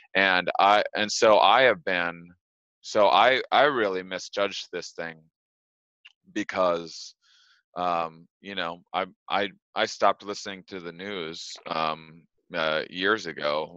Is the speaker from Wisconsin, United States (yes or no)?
yes; Wisconsin, United States; moved away as an adult; also born or lived in Los Angeles; Wisconsin, my hometown, and I'm recording this from my childhood bedroom right now